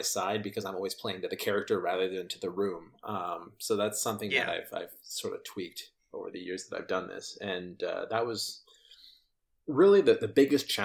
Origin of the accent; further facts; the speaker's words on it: Canada; I'm Canadian